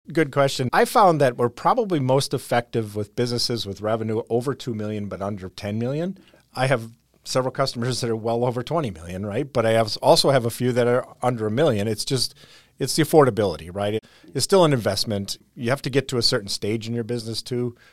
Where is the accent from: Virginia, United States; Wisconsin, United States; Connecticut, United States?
Wisconsin, United States; Whitewater; Whitewater, Wisconsin